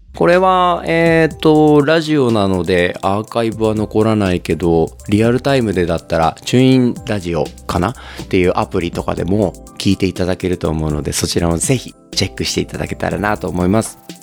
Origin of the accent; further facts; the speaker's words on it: Okayama, Japan; 僕は岡山 出身で今も岡山在住のシンガーソングライターです